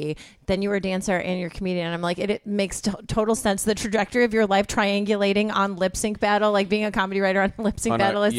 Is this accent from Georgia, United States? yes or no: no; Joliet, Illinois, United States; also born or lived in Chicago; Southwest suburbs. I'm from near Joliet.